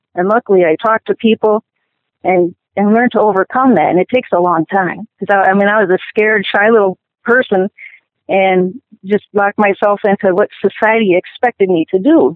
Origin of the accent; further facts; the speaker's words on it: Milwaukee, Wisconsin, United States; I was born in Milwaukee